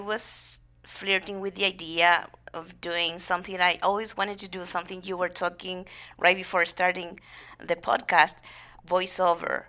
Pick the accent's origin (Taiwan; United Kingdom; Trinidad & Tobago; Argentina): Argentina; General Madariaga, Buenos Aires Province; English is a second language; now in United States; I'm from a small town, town called, uh, General Madariaga